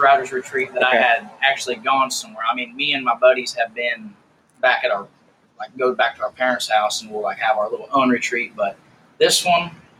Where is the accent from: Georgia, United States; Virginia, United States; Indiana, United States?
Indiana, United States; Greensburg; moved away as an adult; Yeah, man, I grew up in a small town called Greensburg, Indiana. Well, it was about 15 miles south is where I grew up, but that's the biggest city, the biggest town closest to where I was raised.